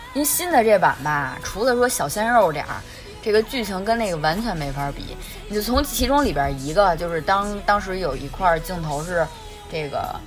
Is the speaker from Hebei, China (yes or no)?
no; Beijing, China; accent: Beijing accent; 北京，我们的北京腔儿